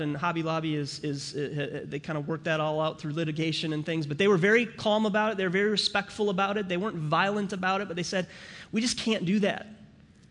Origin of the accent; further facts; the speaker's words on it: St. Cloud, Minnesota, United States; also born or lived in St. Paul, Minnesota; I was born in St. Paul, Minnesota, and I grew up in St. Cloud, Minnesota